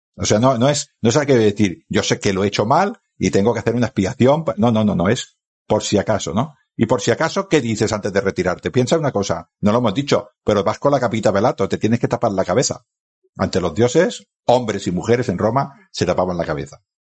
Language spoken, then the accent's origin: Spanish; Spain; Yo ahora estoy en mi pueblo, que es en el sur del Ebro, y estoy viendo el Mediterráneo.